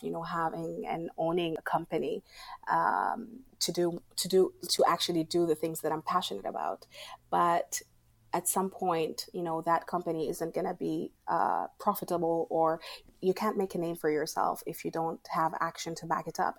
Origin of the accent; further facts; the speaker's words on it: Sudan; now in Abu Dhabi, United Arab Emirates; I am from Sudan and I live in Abu Dhabi.